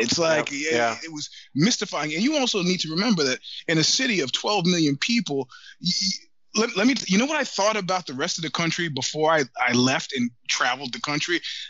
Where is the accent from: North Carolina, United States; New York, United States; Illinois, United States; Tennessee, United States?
New York, United States; as a New Yorker